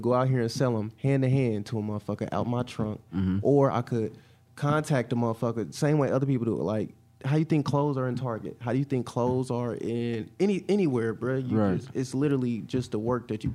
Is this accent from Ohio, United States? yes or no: no; Indianapolis, Indiana, United States; I tell people I'm from the Nat, everywhere I go in the country